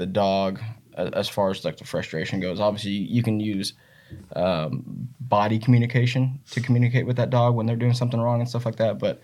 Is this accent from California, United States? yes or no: no; Northwest Missouri, United States; I grew up in Northwest Missouri, obviously like you did, where the hunting's phenomenal here